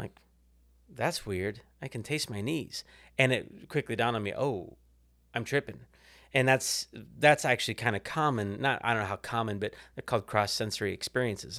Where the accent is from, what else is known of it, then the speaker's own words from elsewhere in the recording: Kansas City, Missouri, United States; moved away as an adult; now in Fort Worth, United States; I grew up in Kansas City.